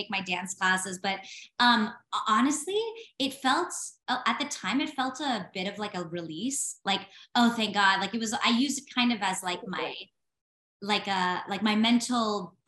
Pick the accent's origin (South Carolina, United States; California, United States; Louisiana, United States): California, United States; moved away; I'm from California originally too.